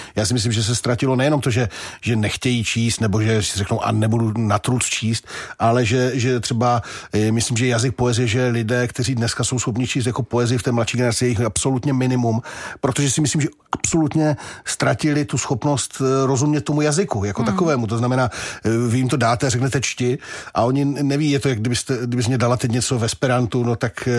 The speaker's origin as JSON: {"language": "Czech", "country": "Czechia", "said": "jenom protože jsme se nenaučili německy a anglicky, tak proto jsme Češi"}